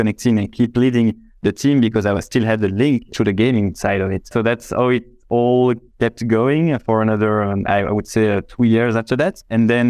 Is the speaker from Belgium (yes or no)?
yes; Belgium; I'm from Belgium, right? So it's just next door.